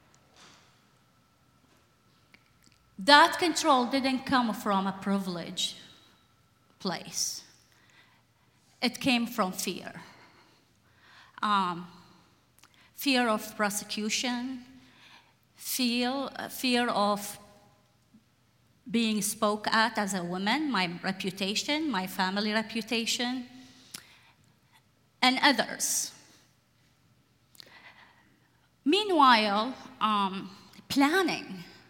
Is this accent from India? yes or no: no; Iraq; now in Portland, United States; I was born and raised in Iraq